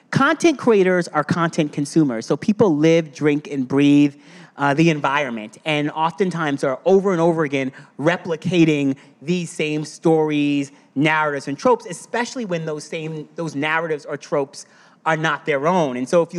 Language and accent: English; Eastern Long Island, New York, United States; growing up on Eastern Long Island as a black person in a black family